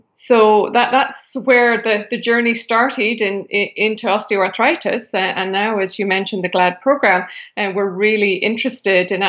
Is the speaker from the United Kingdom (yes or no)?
yes; United Kingdom; moved away as an adult; now in Canada; I am originally from Britain